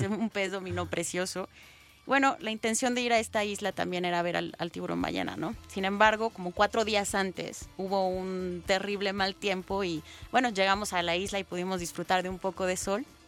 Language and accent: Spanish; Mexico; como mexicanos